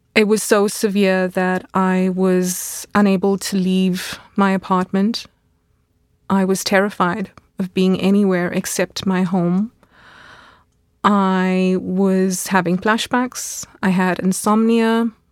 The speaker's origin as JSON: {"language": "English", "country": "South Africa", "tie": "born or raised there", "moved": "as an adult", "lives_now": "Munich, Germany", "said": "a teenager growing up in South Africa"}